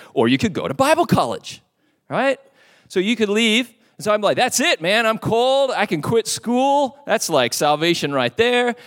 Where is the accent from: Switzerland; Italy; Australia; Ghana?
Australia; Perth, Western Australia; moved away; I was at a church, uh, in my hometown of Perth, Western Australia